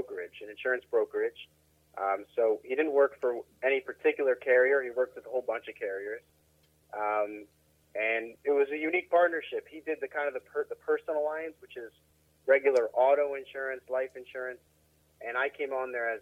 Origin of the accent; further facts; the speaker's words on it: Baltimore, Maryland, United States; I'm in the city, but, you know, my family moved around a bit, but we've always been in Maryland. So this is where I grew up. This is my city